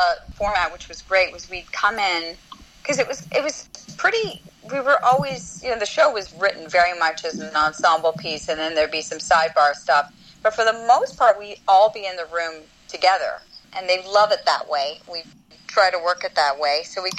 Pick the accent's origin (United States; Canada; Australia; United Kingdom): Canada; because I was from Second City, so in Canada